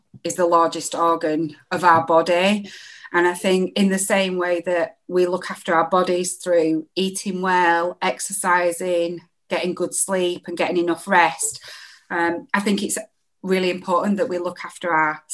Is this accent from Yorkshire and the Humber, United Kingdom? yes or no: no; Bolton, North West England, United Kingdom; also born or lived in Boldmere / Solihull / Lichfield; now in Leeds, United Kingdom; I'm originally from Bolton.